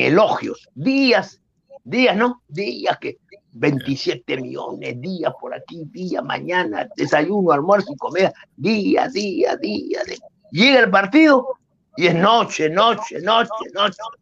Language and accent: Spanish; Peru; soy peruano